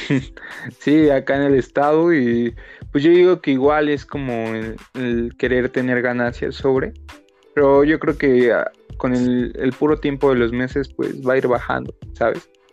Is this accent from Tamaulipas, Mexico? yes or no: no; Mexicali, Baja California, Mexico; nací aquí en la ciudad, pero viví en Mexicali y ahora pues igual, este, en estos tiempos pues, estoy aquí en Mexicali